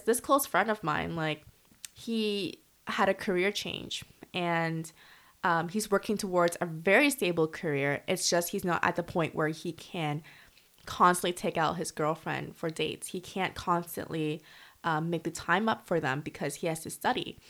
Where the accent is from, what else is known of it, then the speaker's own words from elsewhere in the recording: Canada; moved away as an adult; now in Korea; I'm from Canada